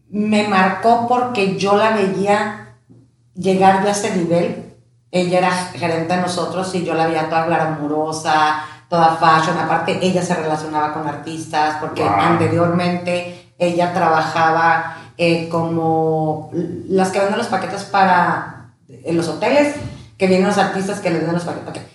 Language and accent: Spanish; Tijuana, Baja California, Mexico; also born or lived in León, Guanajuato / Ensenada; somos originarios de León, Guanajuato Llegamos a mi edad de cuatro años este, a Tijuana.